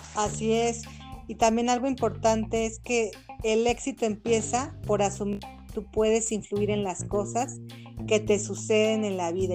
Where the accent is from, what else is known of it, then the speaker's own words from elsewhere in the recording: Mexico; soy mexicana certificada en coach facilitadora